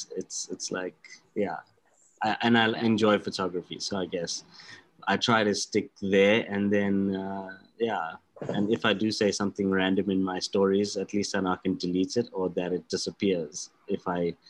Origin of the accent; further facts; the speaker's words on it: South Africa; being a South African and from our lovely tropical climates